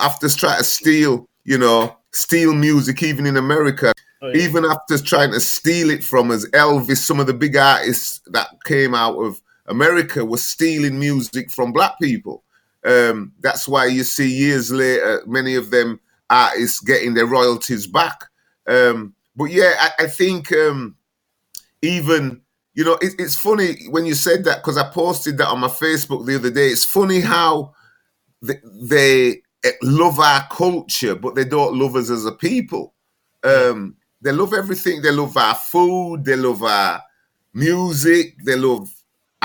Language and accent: English; England, United Kingdom; I was born in England